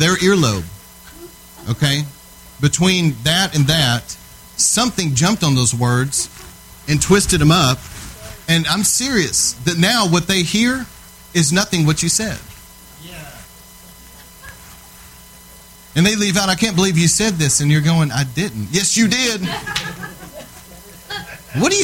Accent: Texas, United States; I'm from Texas

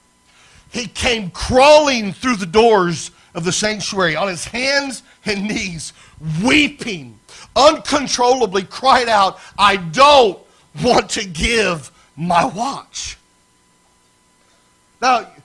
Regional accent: Lafayette, Indiana, United States; up in Lafayette, Indiana, my hometown

